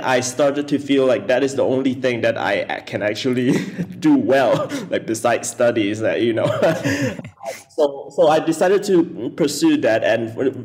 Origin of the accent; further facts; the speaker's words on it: Pahang, Malaysia; I grew up in Pahang